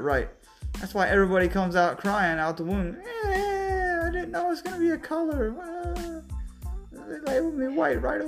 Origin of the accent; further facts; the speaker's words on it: Lake Wales, Florida, United States; I'm 35 and from Florida, originally Central Florida, Lake Wales to be specific.